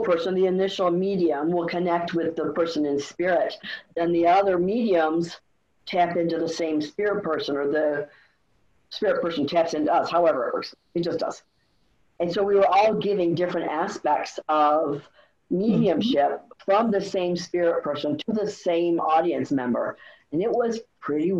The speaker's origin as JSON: {"language": "English", "region": "Michigan", "country": "United States", "said": "I'm from Michigan"}